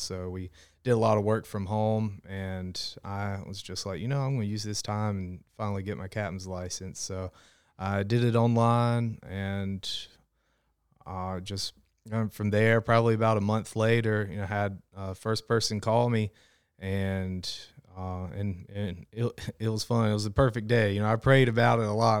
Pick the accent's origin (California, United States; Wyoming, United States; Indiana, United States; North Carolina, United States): North Carolina, United States; Smithfield; I'm from Smithfield, North Carolina, so, um, up closer towards Raleigh, and I grew up, you know, there really close to the Noose River.